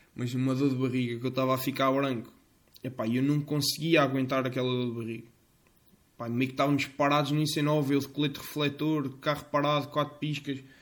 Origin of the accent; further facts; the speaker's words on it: Fontainhas, Centro, Portugal; o café da minha terrinha nas Fonteinhas, aqui nas Fonteinhas